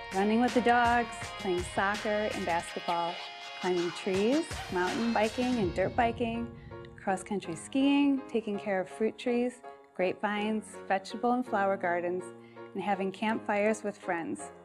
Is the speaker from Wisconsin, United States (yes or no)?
yes; Wisconsin, United States; also born or lived in California; now in Indiana, United States; Growing up in Wisconsin, my family ran around the countryside all the time